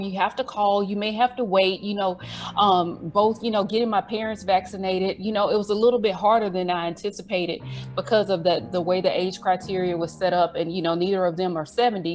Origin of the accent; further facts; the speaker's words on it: Mobile, Alabama, United States; my hometown